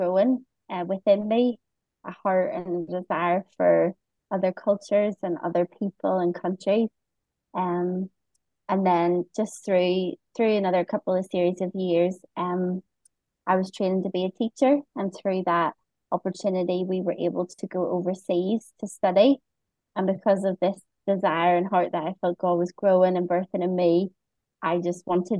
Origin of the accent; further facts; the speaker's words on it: Bangor, Northern Ireland, United Kingdom; moved away as an adult; now in Phnom Penh, Cambodia; I'm from good old Northern Ireland, from a little small town, which is now a city. It was, recognised as a city maybe last year, called Bangor, and not too far from Belfast. Most people know Belfast in Northern Ireland, and I was born there and kind of grew up there most of my life